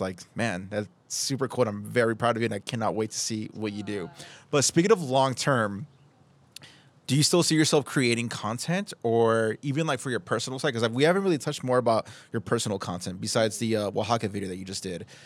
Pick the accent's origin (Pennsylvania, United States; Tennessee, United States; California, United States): California, United States; Oceanside; I've been born and raised in Oceanside, and I just, I love where I live.